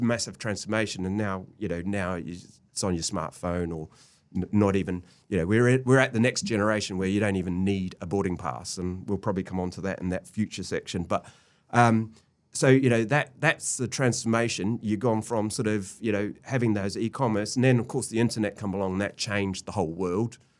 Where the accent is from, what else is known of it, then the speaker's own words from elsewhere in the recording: New Zealand; moved away as an adult; I'm a Kiwi